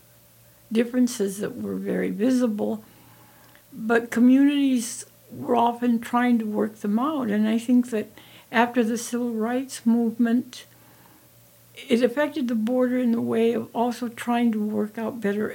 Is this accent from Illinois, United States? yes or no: no; Douglas, Arizona, United States; when I was growing up in Douglas